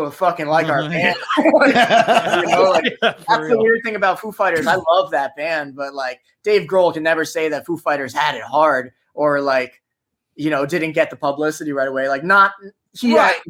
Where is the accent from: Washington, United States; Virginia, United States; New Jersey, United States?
New Jersey, United States; accent: Jersey